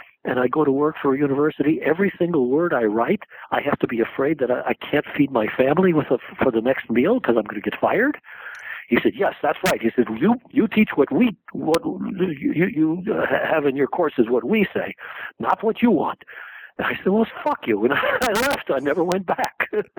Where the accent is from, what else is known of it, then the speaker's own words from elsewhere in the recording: South Korea; now in United States; And so I came over from Korea thinking, I got to find out what these crazy things called wars are for.